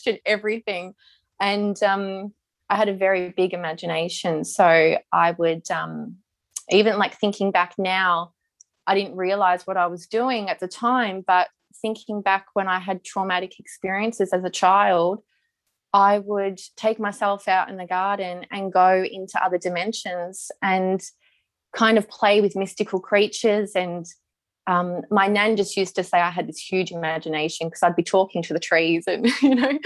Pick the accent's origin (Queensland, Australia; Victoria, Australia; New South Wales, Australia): Victoria, Australia; Melbourne; We grew up in Melbourne.